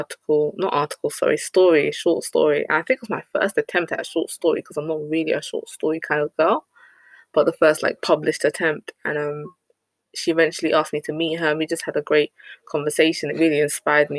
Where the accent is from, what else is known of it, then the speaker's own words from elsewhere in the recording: United Kingdom; as a Ghanaian woman, even though I'm born and raised in Britain